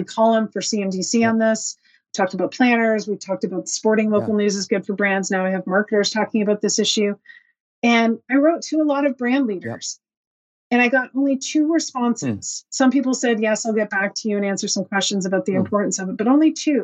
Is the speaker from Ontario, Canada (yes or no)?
no; Dorchester, New Brunswick, Canada; moved away; the Dorchester Signpost in my hometown